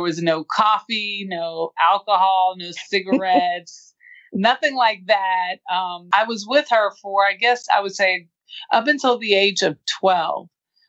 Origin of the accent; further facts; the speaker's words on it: Los Angeles, California, United States; I grew up in South Central Los Angeles. My grandmother and my father raised me.